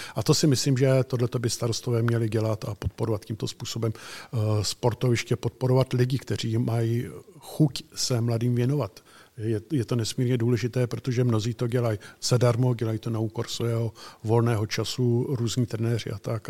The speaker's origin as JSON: {"language": "Czech", "town": "Chotěboř", "region": "Vysočina Region", "country": "Czechia", "tie": "born or raised there", "also_born_or_lived": "Prague", "said": "jsem původem chokybořák z Chokyboře"}